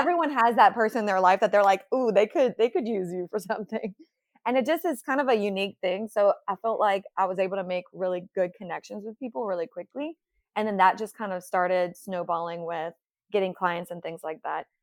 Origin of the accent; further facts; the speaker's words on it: New Iberia, Louisiana, United States; moved away as an adult; now in Baton Rouge, United States; I'm from the Lafayette area, from New Iberia